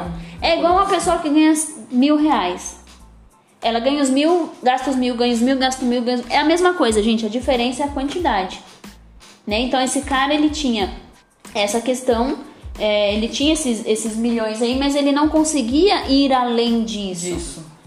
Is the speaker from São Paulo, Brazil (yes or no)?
yes; São Paulo, Brazil; also born or lived in Raposo Tavares, São Paulo; eu vim da periferia, eu nasci no Capão Redondo, tá? Eu nasci no Capão Redondo, eu estudei em escola pública a vida toda e hoje eu moro num bairro melhor. Eu moro na Zona Oeste de São Paulo